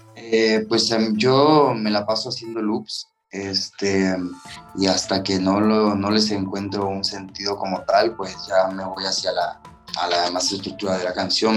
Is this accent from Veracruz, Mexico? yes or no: yes; Tuxpan, Veracruz, Mexico; now in Playa del Carmen, Mexico; Yo soy originario de Tuxpan, Veracruz, sí, del norte